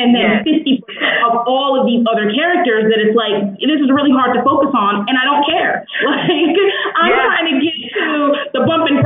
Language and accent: English; Newark, New Jersey, United States; I grew up in Newark.